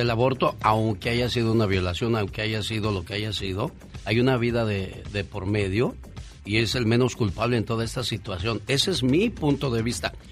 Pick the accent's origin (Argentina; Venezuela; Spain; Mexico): Mexico; San Nicolás de los Agustinos, Guanajuato; moved away; Un día salí de San Nicolás de los Agustinos, Guanajuato. Pero San Nicolás de los Agustinos, Guanajuato, nunca salió de mí.